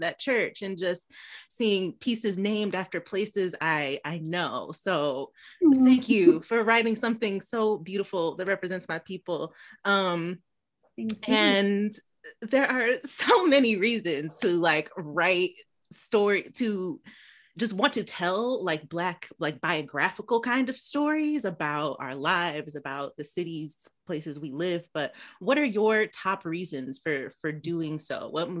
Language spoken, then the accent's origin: English; Detroit, Michigan, United States; I'm from Detroit.